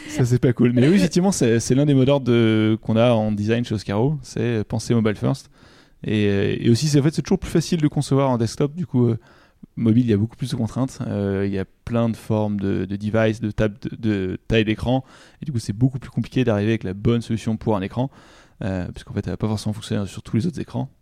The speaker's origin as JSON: {"language": "French", "town": "Giverny", "region": "Normandy", "country": "France", "moved": "yes", "lives_now": "Paris, France", "said": "Je suis originaire euh, de Giverny en Normandie et maintenant j'habite à Paris."}